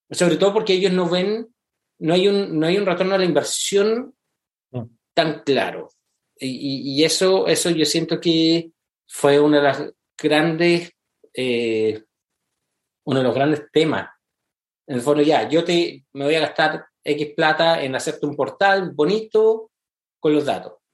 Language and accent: Spanish; Santiago, Santiago Metropolitan Region, Chile; moved away as an adult; now in United States; yo soy santiaguino.